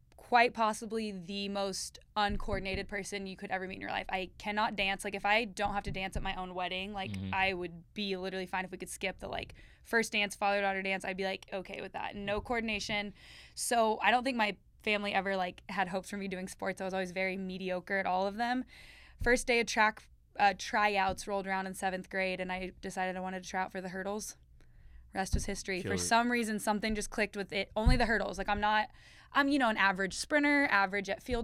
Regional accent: Austin, Texas, United States; now in San Antonio, United States; I grew up in Austin.

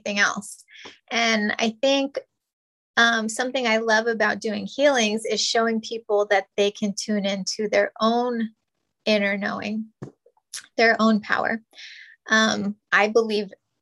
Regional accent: New Mexico, United States; moved away; we're Native and Hispanic, and we're from New Mexico.

